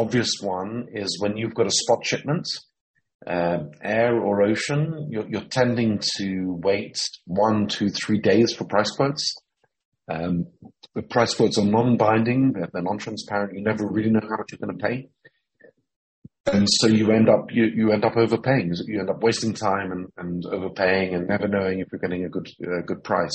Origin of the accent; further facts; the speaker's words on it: Jerusalem, Jerusalem District, Israel; also born or lived in London / Cambridge; I was born in London, but I first moved to Jerusalem when I was 7 years old. And so I've spent most of my life here in Jerusalem